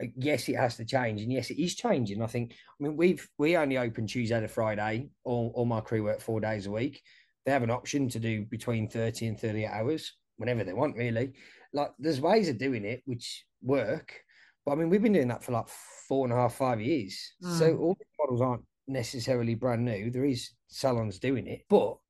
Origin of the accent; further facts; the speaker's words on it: England, United Kingdom; moved away; I'm English, so I keep up to date with what's happening back over in the UK.